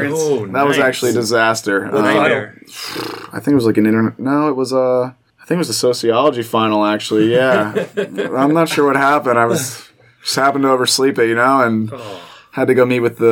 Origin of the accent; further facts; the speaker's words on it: Philadelphia, Pennsylvania, United States; moved away as an adult; now in Cincinnati, United States; my hometown team